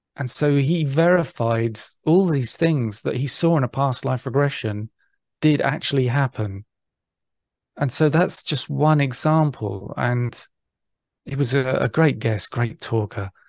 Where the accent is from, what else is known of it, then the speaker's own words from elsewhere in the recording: England, United Kingdom; being English